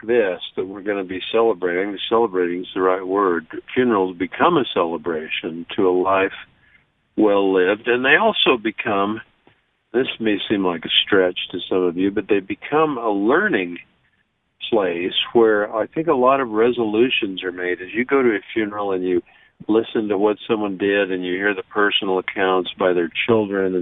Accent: Logan, Utah, United States; I was growing up in Logan

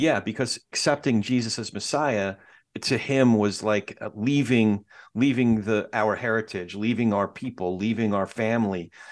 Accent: New York, United States; my family is Jewish. We're all from New York.

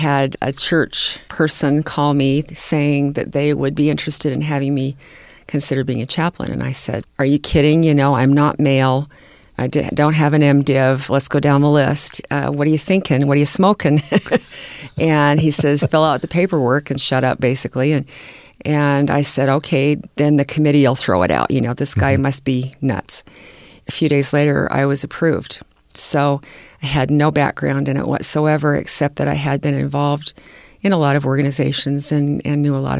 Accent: California, United States; born there; I was born in California, and it was rather integrated down there.

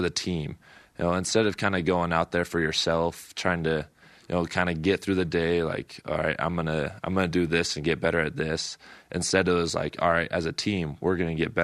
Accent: Salt Lake City, Utah, United States; Growing up in Salt Lake and kind of in Ute territory

